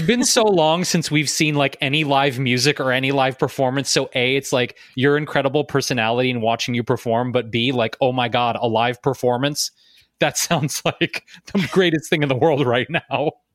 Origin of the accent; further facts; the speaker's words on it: Detroit, Michigan, United States; I'm also a Midwesterner, by the way, Meredith. I, I grew up in Detroit